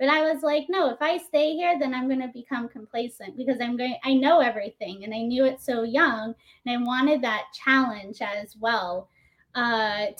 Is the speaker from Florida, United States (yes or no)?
yes; Naples, Florida, United States; moved away as an adult; also born or lived in New York City; I grew up in Naples